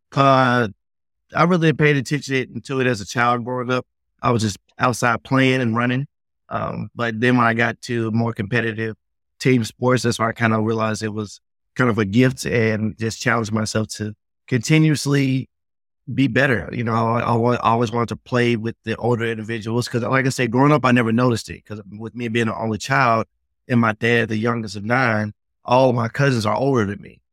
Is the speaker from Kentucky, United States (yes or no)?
no; Memphis, Tennessee, United States; I grew up in the South